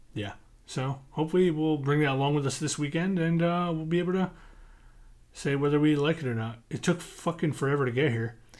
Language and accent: English; United States; I grew up outside New York City